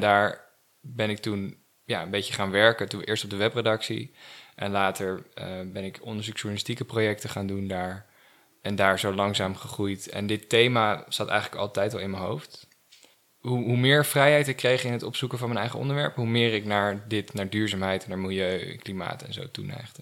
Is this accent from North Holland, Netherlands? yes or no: yes; het Gooi, North Holland, Netherlands; moved away as an adult; also born or lived in Amsterdam / Hilversum / Groningen / Perugia, Italy; Ik ben geboren in Amsterdam. Oké. En opgegroeid in het Gooi.